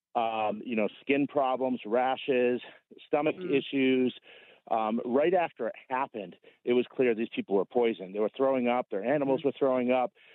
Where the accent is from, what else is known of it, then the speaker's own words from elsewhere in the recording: New England, United States; now in Idaho, United States; I'm originally from New England. Our company's based out in Idaho now, so that's where I am, but I'm originally from New England.